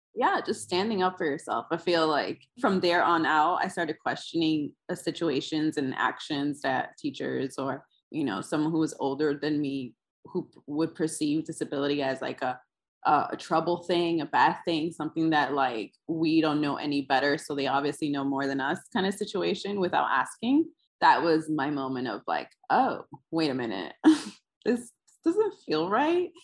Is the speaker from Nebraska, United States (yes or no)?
no; New York City, New York, United States; I am from uh, in between the Upper West Side and Harlem, like right at the strip, right there is where I grew up